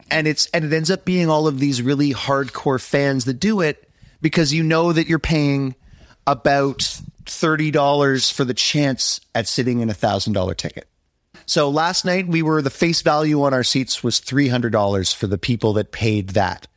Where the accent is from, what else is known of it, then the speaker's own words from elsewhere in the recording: Montreal, Quebec, Canada; I'm from Montreal, the most beautiful city in North America